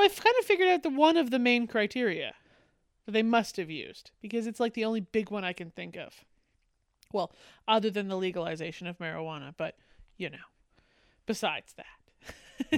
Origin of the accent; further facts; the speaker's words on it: Canada; I am Canadian